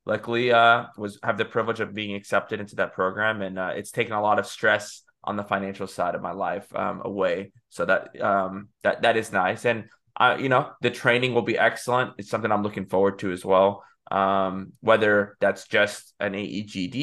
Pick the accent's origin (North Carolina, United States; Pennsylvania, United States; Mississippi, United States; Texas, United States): Texas, United States; moved away as an adult; now in Birmingham, United States; I'm from Texas